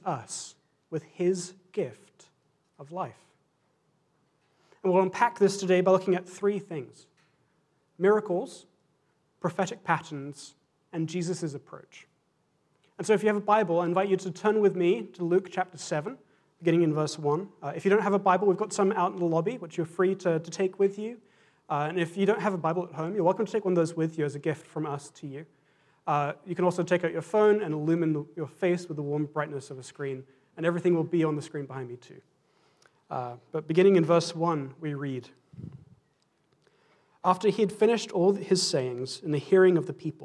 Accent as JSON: {"language": "English", "region": "England", "country": "United Kingdom", "said": "as an Englishman and as a Scotsman"}